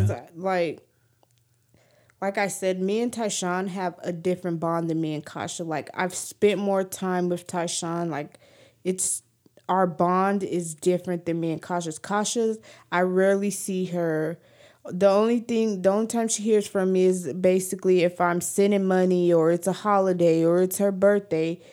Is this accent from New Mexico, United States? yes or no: yes; New Mexico, United States; I'm from New Mexico